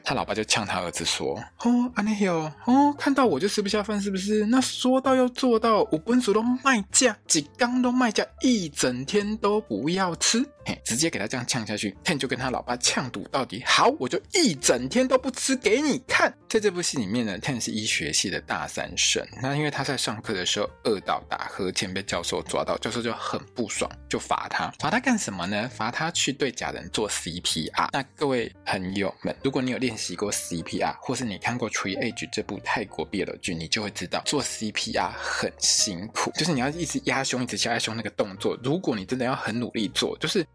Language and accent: Chinese; Taiwan; 就像我们现在很喜欢在台湾，我们常常会讲